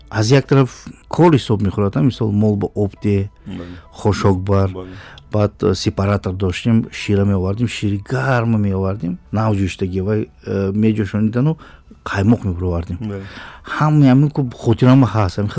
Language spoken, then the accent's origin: Tajik; outside Konibodom, near the Uzbekistan border, Sughd, Tajikistan; moved away; also born or lived in Dushanbe; ман берун аз конибодом дар сарҳади ӯзбекистон таваллуд шудам